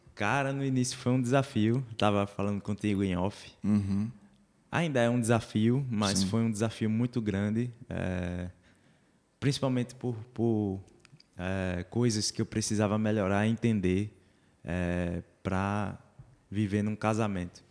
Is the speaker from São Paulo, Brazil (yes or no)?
no; Curado, Pernambuco, Brazil; now in Olinda, Brazil; sou um curadense, como você